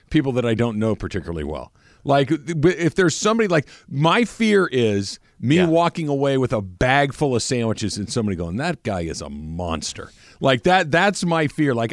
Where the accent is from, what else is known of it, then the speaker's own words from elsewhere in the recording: Phoenix, Arizona, United States; Uh, I'm from Phoenix.